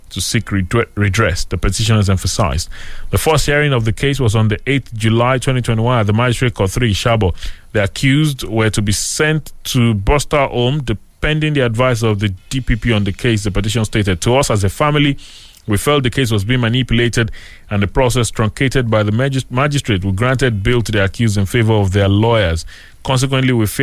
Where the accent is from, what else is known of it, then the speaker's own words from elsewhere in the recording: Nigeria; as a Nigerian